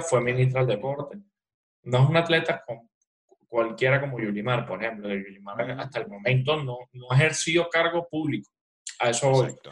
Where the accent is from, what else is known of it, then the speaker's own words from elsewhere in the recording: Venezuela; yo soy venezolano